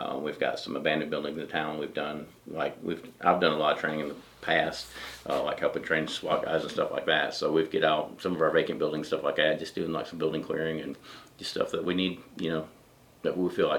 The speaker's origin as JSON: {"language": "English", "area": "Elbert County", "region": "Georgia", "country": "United States", "tie": "born or raised there", "moved": "as an adult", "lives_now": "Iva, United States", "said": "Elbert County, Georgia, just across the lake from here."}